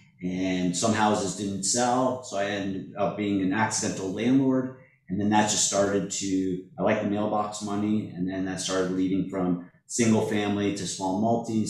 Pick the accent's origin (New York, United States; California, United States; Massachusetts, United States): Massachusetts, United States; Springfield; now in Hermosa Beach, United States; I was born and raised in the Springfield area